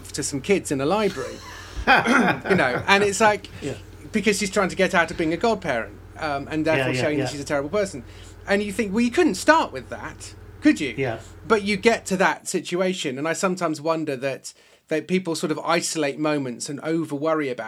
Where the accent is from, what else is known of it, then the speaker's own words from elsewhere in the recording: West Country, South West England, United Kingdom; down in the West Country, in the West Country